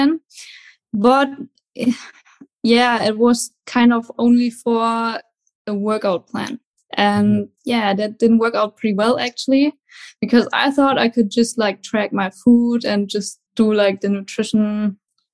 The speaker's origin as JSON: {"language": "English", "country": "Germany", "second_language": "English", "said": "I'm from Germany"}